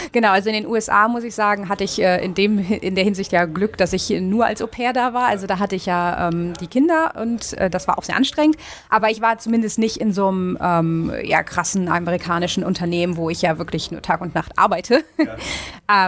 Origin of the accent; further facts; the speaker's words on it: Northern Germany, Germany; moved away as an adult; also born or lived in Uppsala, Sweden; now in Stockholm, Sweden; ich komme aus Norddeutschland.